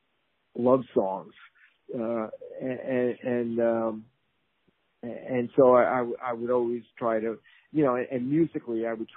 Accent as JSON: {"language": "English", "region": "New York area", "country": "United States", "tie": "born or raised there", "said": "I grew up playing clubs in the New York area."}